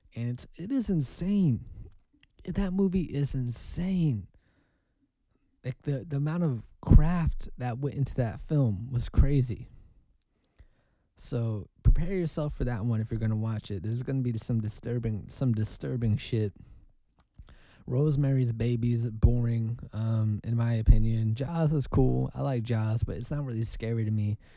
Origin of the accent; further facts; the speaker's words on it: Oregon, United States; I'm from Oregon.